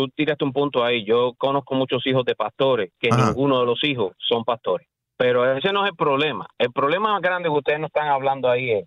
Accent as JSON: {"language": "Spanish", "country": "Nicaragua", "moved": "yes", "lives_now": "Miami, United States", "said": "soy nicaragüense"}